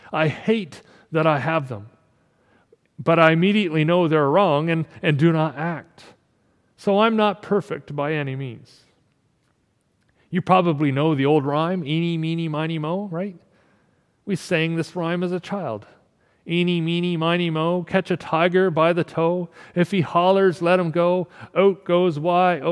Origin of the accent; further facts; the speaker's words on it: Canada